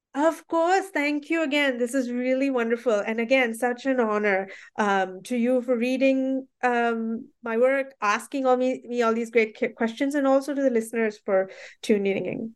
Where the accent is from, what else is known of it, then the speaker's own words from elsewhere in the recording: Mumbai, Maharashtra, India; I grew up in Bombay